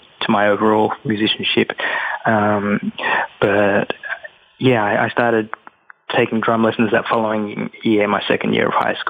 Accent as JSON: {"language": "English", "country": "Australia", "tie": "born or raised there", "also_born_or_lived": "London, United Kingdom", "moved": "as an adult", "lives_now": "New York, United States", "said": "growing up in Australia, I felt as though I was Sri Lankan"}